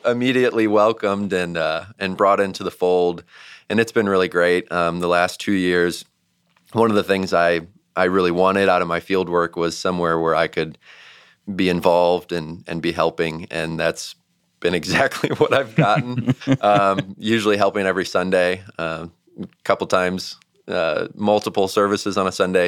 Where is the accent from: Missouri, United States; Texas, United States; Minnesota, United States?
Missouri, United States; St. Louis; moved away as an adult; also born or lived in Georgia; we're both from St. Louis